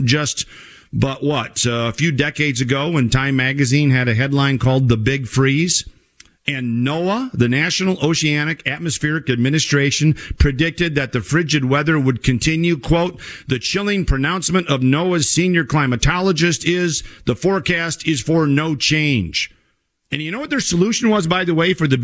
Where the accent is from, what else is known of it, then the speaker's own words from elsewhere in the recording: Minnesota, United States; my home state of Minnesota